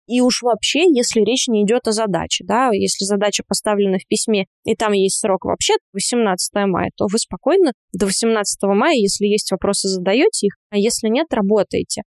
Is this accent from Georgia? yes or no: yes; Georgia; я грузинка